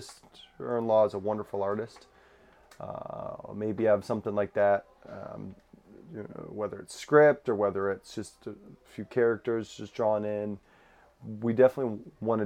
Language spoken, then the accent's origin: English; Florida, United States; Growing up in Florida